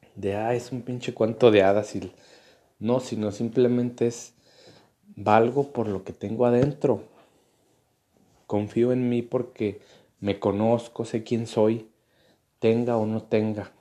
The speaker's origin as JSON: {"language": "Spanish", "country": "Mexico", "said": "como mexicanos"}